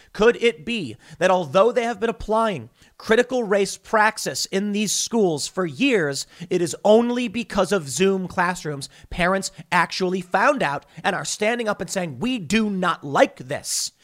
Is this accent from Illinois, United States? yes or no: yes; Chicago, Illinois, United States; I'm from the South Side of Chicago